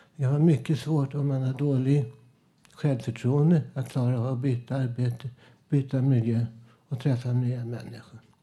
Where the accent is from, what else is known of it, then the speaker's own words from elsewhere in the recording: Stockholm, Stockholm County, Sweden; also born or lived in Södermalm; jag är från Vällingby, där ABC-förorten från 60-talet, 50-talet jag minns ju hur jag bodde där. Jag växte upp